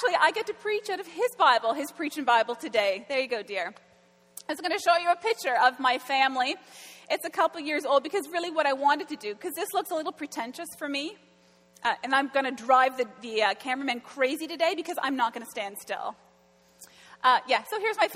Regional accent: Florenceville, New Brunswick, Canada; I grew up in Florenceville. It's about an hour and a half north of Fredericton

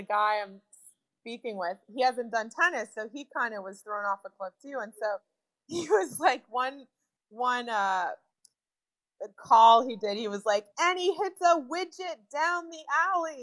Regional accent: United States; I am from America

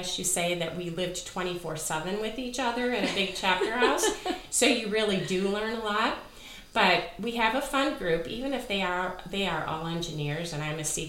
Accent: Illinois, United States; Two of us grew up outside of Chicago, and Marion and Barb grew up in the suburbs. Lynn and I were more downstate, as they say.

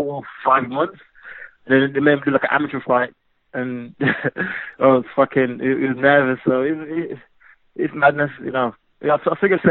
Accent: England, United Kingdom; growing up in England

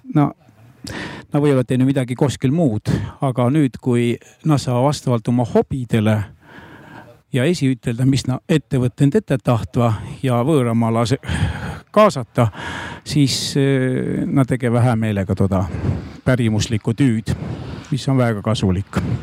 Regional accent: Rõuge Parish, Võru County, Estonia; kus mu sünnikodu on, aga tulin ma giidi talost Rõuge vallast

